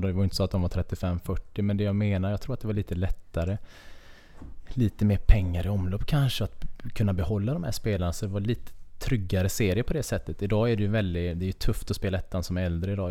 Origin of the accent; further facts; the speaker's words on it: Kungsbacka, Halland County, Sweden; moved away; also born or lived in Karlskrona / Nybro; är jag uppväxt i Kungsbacka, väldigt nära vattnet